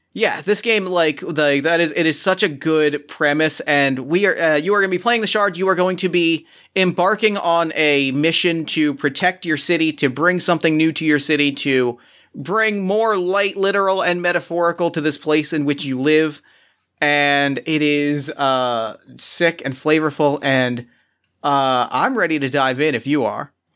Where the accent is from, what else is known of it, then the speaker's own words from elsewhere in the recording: Philadelphia, Pennsylvania, United States; my hometown of Philadelphia